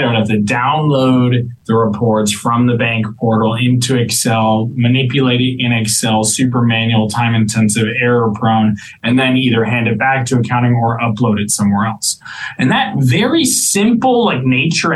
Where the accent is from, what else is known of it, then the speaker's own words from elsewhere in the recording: Miami, Florida, United States; moved away as an adult; I was born and raised in Miami. I grew up in Miami.